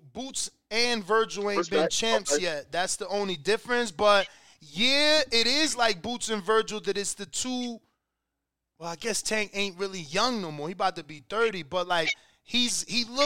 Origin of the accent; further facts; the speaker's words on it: East Coast, United States; right away people know I'm from the East Coast